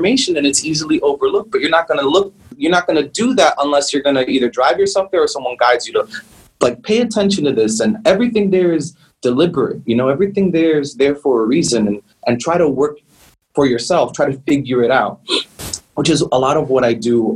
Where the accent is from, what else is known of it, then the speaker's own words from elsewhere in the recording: New York, United States; moved away as an adult; now in Miami, United States; growing up in the Heights